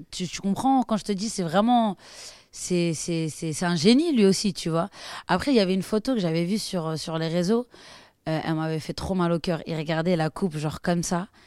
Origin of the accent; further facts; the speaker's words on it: France; Parce que quoi qu'il arrive, je suis française, tu vois. Mais le Maroc, c'est le Maroc.